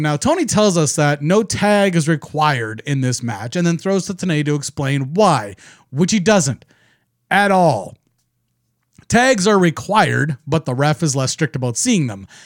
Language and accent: English; Canada; I'm not American. I'm Canadian.